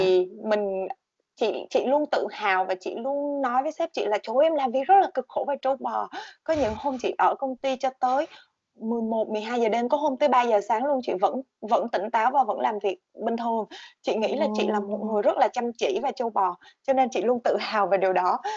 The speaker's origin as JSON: {"language": "Vietnamese", "country": "Vietnam", "moved": "yes"}